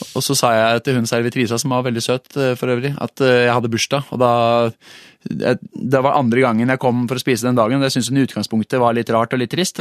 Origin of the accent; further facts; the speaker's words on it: Oslo, Norway; jeg, er, jo født og oppvokst på Maurstua, så jeg liker jo å titulere meg selv som Oslo eh, slash eh, asfaltgutt